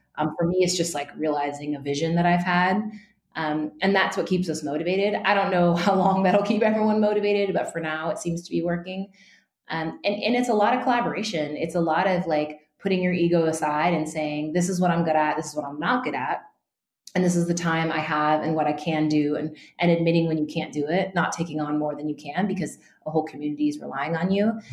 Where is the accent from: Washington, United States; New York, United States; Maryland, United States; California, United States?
California, United States; Northern; I grew up in Northern California uh, among a pretty white community.